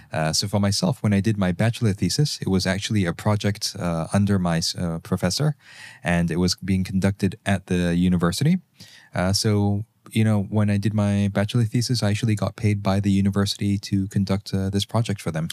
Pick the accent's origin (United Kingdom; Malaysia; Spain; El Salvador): Malaysia; moved away as an adult; also born or lived in Germany; As a Malaysian